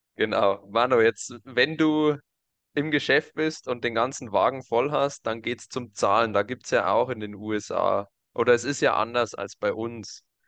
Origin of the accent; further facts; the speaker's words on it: Germany; bei uns in Deutschland